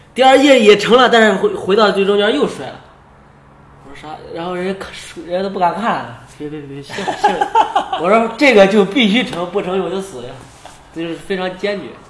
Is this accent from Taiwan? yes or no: no; China; 我是中国的